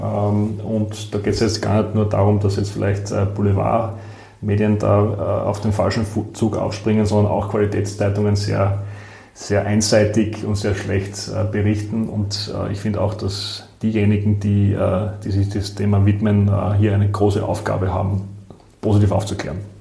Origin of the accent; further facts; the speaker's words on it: southern Styria, Austria; moved away as an adult; now in Vienna, Austria; Ich bin selbst aus der Südsteiermark